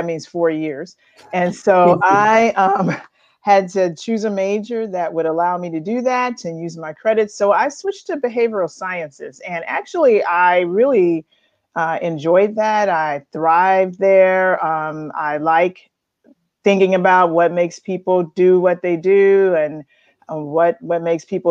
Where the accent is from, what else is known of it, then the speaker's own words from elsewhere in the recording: Chicago, Illinois, United States; moved away as an adult; now in Roanoke, United States; I was born in Chicago and grew up there in the Chicagoland area